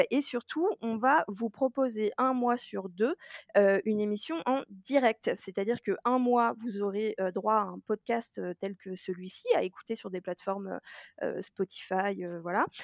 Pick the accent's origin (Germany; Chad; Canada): Germany; je tiens à dire que je suis allemande et que par conséquent ce n'est pas raciste